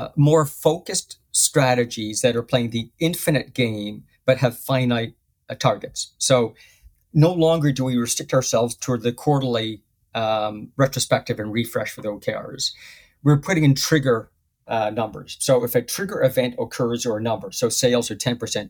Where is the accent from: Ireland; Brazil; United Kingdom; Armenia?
United Kingdom; moved away; I'm a Brit